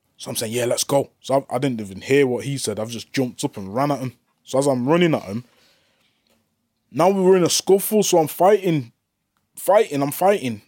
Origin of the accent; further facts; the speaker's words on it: Manchester, North West England, United Kingdom; I'm from Manchester